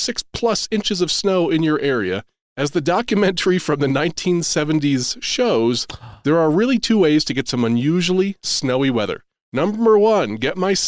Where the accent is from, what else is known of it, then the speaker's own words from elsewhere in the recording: New England, United States; I'm from New England